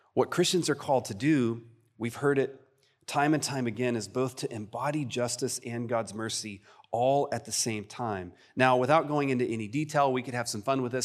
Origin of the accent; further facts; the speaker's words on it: Texas, United States; I'm too Texan and Southern for